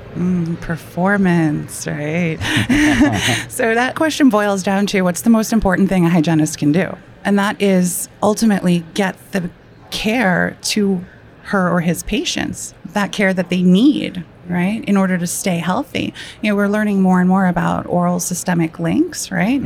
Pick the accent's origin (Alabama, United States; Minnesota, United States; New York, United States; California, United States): New York, United States; I am a New Yorker